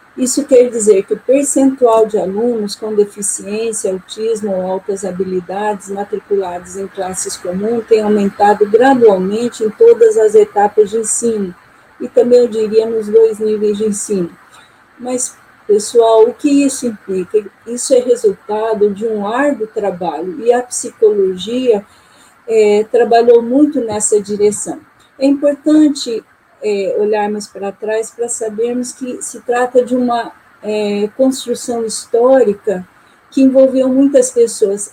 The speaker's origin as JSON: {"language": "Portuguese", "town": "Maringá", "region": "Paraná", "country": "Brazil", "also_born_or_lived": "Porto Velho, Rondônia", "said": "sou de Maringá, Paraná e também tenho atuado em Porto Velho, Rondônia, como professora é, visitante"}